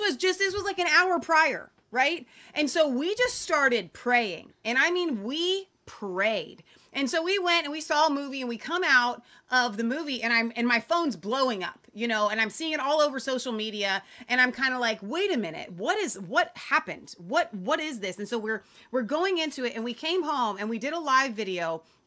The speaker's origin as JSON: {"language": "English", "town": "Cincinnati", "region": "Ohio", "country": "United States", "said": "We are from Cincinnati"}